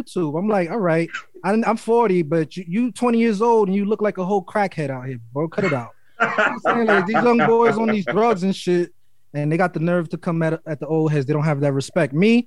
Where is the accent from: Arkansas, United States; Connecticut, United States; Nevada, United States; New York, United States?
New York, United States; New York City; And I'm from Harlem. I was born in Harlem. I was raised in Brooklyn. I was always back and forth